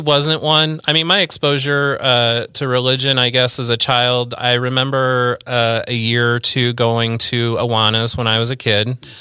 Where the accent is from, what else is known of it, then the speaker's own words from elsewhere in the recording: Central Illinois, United States; also born or lived in Peoria, Illinois / East Peoria, Illinois / Bartonville, Illinois / Pekin, Illinois; I've always lived in Central Illinois. I was born in Peoria.